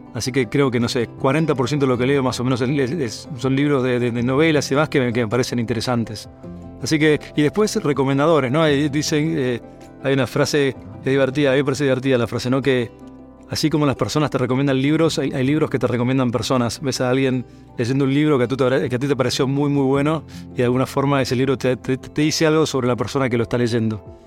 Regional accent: San Isidro, Buenos Aires Province, Argentina; Soy de, Buenos Aires, eh, vivía en la zona norte de Buenos Aires, en un lugar que se llama San Isidro. Fui allí al colegio.

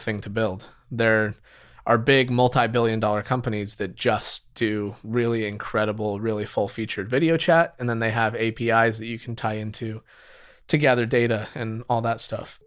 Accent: Utah, United States; moved away as an adult; now in San Francisco, United States; I grew up in Utah.

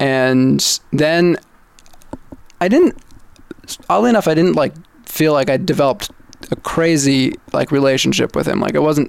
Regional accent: West Coast, United States; I was born on the East Coast, right. but moved to the West Coast that's when right. I was like two. So I'm that's right for all intents and purposes a West yeah, Coaster.

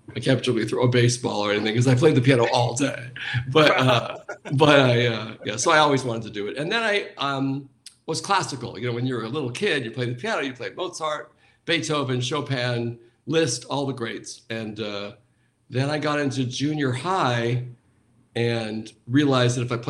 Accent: Anaheim, California, United States; I grew up near Disneyland, so this was in Anaheim.

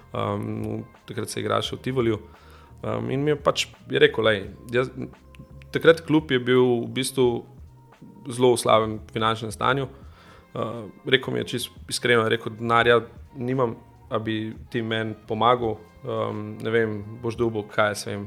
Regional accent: Domžale, Central Slovenia, Slovenia; jaz prihajam iz Domžale

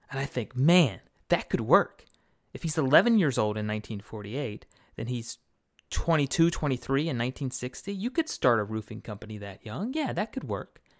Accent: Lynchburg, Virginia, United States; Um, I'm from Lynchburg, Virginia, and I was looking for Andy Nastase

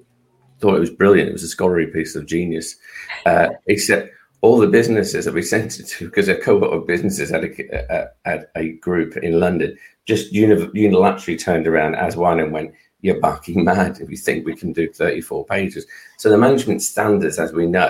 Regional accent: Australia; now in United Kingdom; I'm Australian

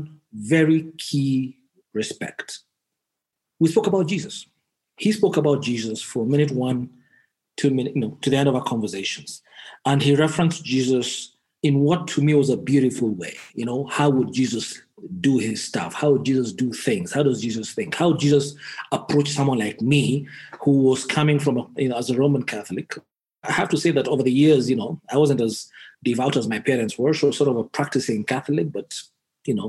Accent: Nakuru, Nakuru County, Kenya; born in Kenya, born and bred in Kenya, in a little town called Nakuru, in the heart of the Rift Valley

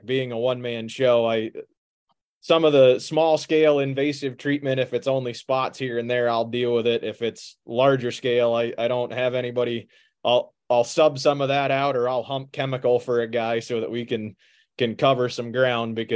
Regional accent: New England, United States; moved away as an adult; also born or lived in New Hampshire; now in Pennsylvania, United States; I grew up in New England, actually, and chased a girl to Pennsylvania

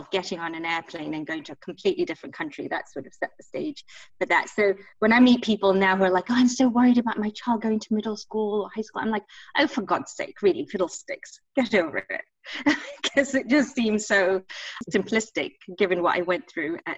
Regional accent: England, United Kingdom; Like these were not options when I grew up in England.

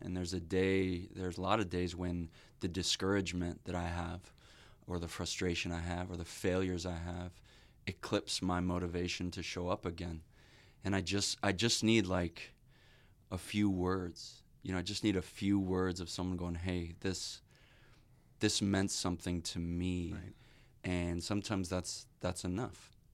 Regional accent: Illinois, United States; I'm from Illinois

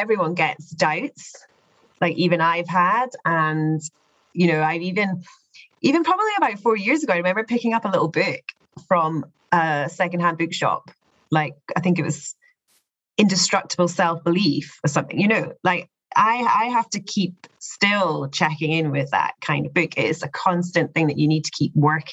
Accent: Scotland, United Kingdom; moved away as an adult; also born or lived in Dubai; I'm from Scotland

